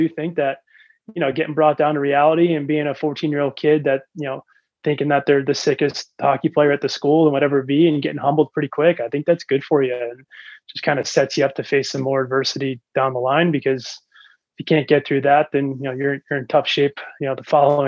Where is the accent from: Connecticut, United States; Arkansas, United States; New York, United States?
Connecticut, United States; Growing up in Connecticut, it's like all you know.